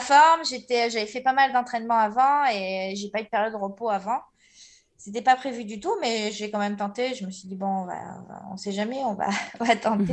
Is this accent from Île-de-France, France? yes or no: no; Marseille, Provence-Alpes-Côte d'Azur, France; je suis née à Marseille